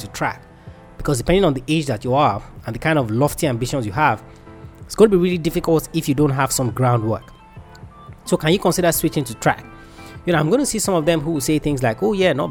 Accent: Nigeria; I'm Nigerian

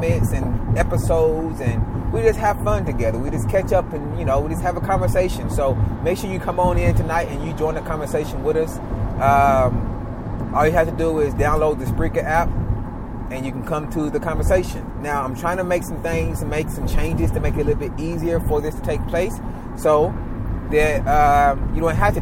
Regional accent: the South, United States; I was raised down here in the South with my mother.

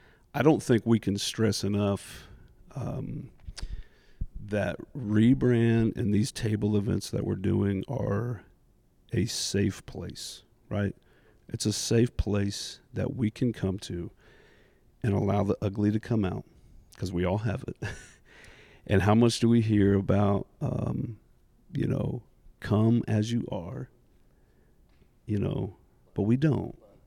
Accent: Indianapolis, Indiana, United States; So I was born here locally in Indy, born and raised here all the way through high school.

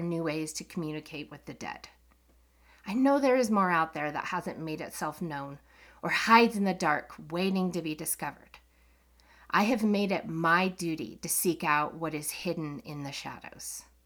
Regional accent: Colorado, United States; I'm from Colorado, a state full of paranormal and U F O stories.

